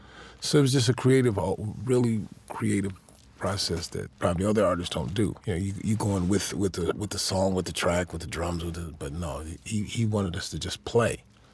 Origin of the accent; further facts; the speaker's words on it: Chicago, Illinois, United States; I grew up in Chicago, Illinois